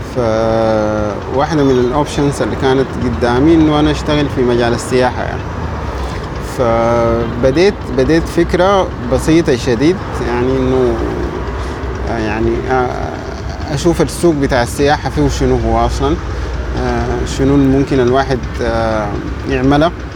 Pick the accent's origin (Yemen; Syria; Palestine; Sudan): Sudan; Ad-Damir, River Nile; moved away as an adult; now in Khartoum, Sudan; من منطقة اسمها الدامر في ولاية نهر النيل